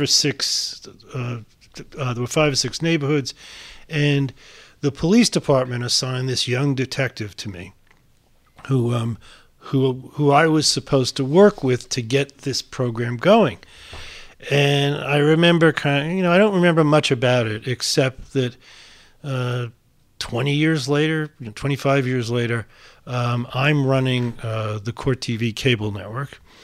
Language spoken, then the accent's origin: English; New York City, New York, United States; growing up um, in Far Rockaway, Queens